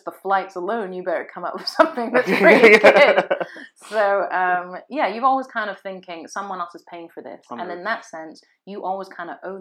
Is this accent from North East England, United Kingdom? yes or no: yes; Sunderland, North East England, United Kingdom; I was born in Sunderland